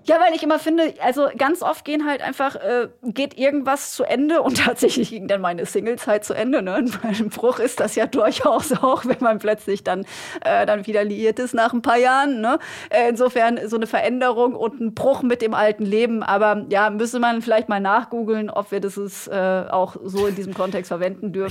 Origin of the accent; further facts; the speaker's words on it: Germany; hier bei uns in Deutschland